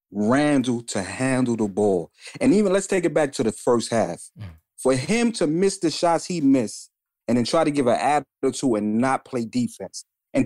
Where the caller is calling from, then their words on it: Bronx, New York, United States; Okay. From the Bronx.